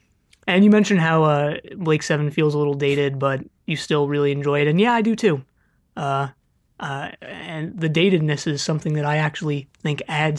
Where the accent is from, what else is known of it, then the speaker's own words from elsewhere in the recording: California, United States; accent: California; I'm from California.